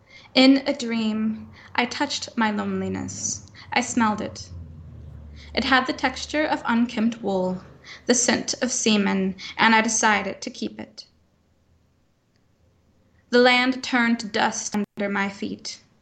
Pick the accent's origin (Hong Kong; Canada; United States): United States; the Bible Belt; I grew up in the Bible Belt, that kind of thing as being quite taboo.